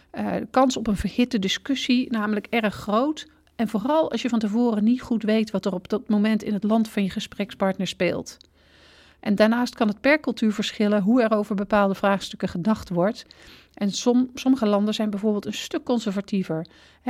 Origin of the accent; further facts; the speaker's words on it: Netherlands; als Nederlanders